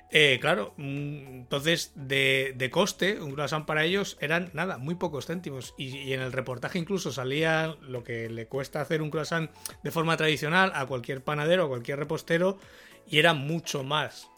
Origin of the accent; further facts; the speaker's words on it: Spain